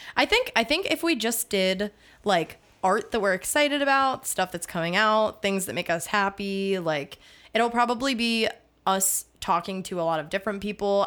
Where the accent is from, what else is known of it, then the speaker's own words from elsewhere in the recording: Pittsburgh, Pennsylvania, United States; I'm from Pittsburgh.